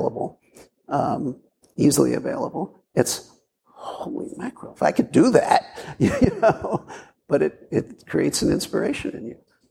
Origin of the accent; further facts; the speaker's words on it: Brooklyn, New York, United States; growing up in Brooklyn in the 50s and 60s